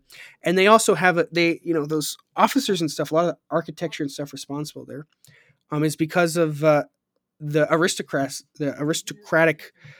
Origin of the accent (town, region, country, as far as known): United States